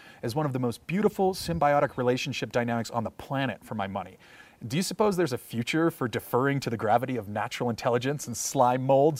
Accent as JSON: {"language": "English", "town": "San Diego", "region": "California", "country": "United States", "said": "I'm from San Diego and I have inroads into the POC fungi community through various friends and whatnot."}